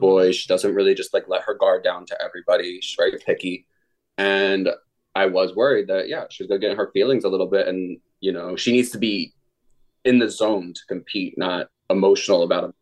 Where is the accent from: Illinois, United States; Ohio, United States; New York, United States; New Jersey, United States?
New Jersey, United States; I'm from New Jersey